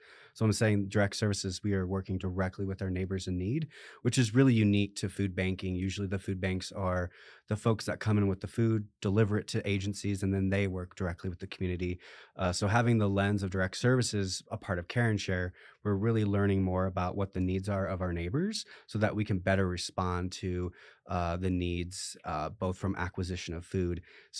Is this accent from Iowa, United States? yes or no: yes; Iowa, United States; I came from the Midwest in the state of Iowa, started at the Food Bank of Iowa there for a few years